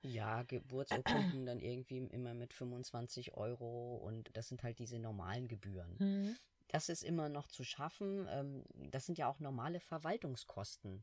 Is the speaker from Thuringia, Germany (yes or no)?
no; Hamburg, Germany; ich als Hamburger